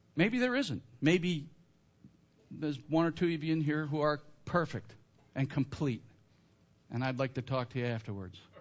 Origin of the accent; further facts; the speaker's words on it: Northern Illinois, United States; I grew up in Northern Illinois, Blackhawks fan, when I was a kid